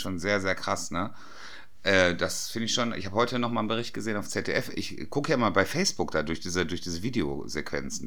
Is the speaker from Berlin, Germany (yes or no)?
no; Dortmund, North Rhine-Westphalia, Germany; im Strobels bei uns in Dortmund gearbeitet